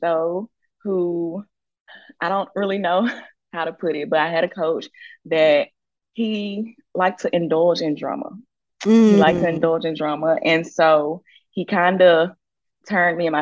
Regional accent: Clinton, Mississippi, United States; moved away; also born or lived in Alabama; I'm from Jackson, Mississippi, but I am from Clinton, Mississippi.

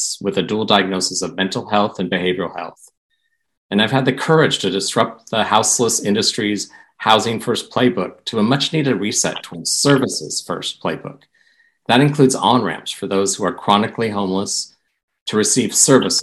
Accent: Portland, Oregon, United States; moved away as an adult; Portland's my hometown. I'm a graduate of Roosevelt High School

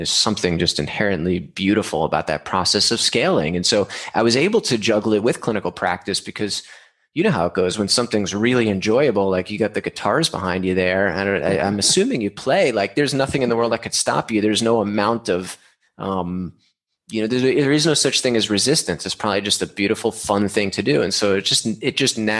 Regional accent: New York, United States; moved away as an adult; now in San Diego, United States; I'm from New York, moved to San Diego when I graduated SUNY in 2013

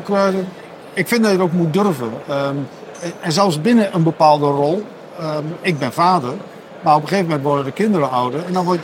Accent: Overijssel, Netherlands; ik ben een Sallander, maar daar hadden eh, de luisteraars en kijkers al aan gehoord natuurlijk.

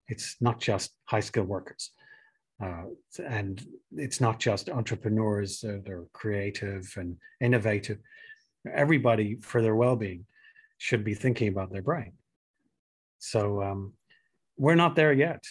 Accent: Ireland; moved away; I'm originally Irish

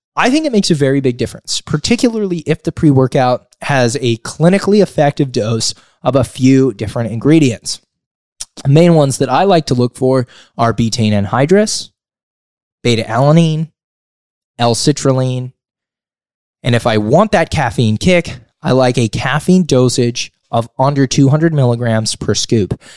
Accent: Sonora, California, United States; also born or lived in Sonoma County, California; I was born and raised here. I grew up in a small mountain town, a rural community known as Sonora.

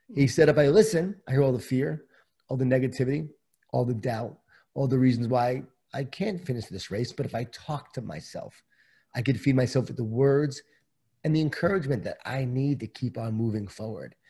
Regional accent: Long Island, New York, United States; born or raised there

